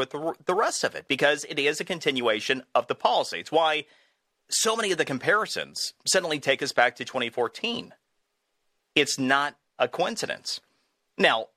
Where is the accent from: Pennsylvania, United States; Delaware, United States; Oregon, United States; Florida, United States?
Florida, United States; my home state of Florida